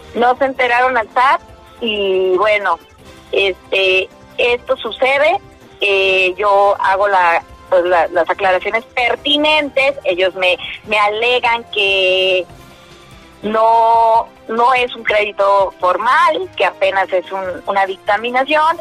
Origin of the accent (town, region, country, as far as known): Mexico